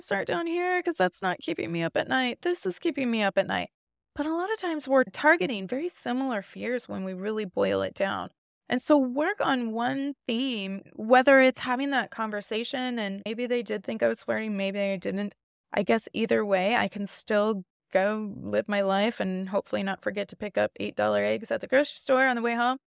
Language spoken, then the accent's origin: English; Midwest, United States; I grew up in the Midwest.